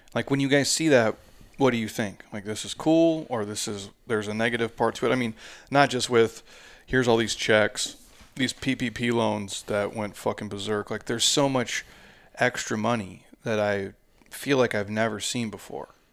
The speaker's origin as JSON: {"language": "English", "region": "Midwest", "country": "United States", "tie": "born or raised there", "moved": "yes", "said": "I grew up in the Midwest"}